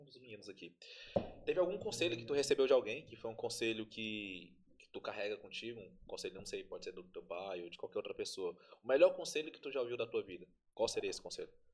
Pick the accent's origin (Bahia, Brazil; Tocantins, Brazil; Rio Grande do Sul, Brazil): Tocantins, Brazil; eu sou do Tocantins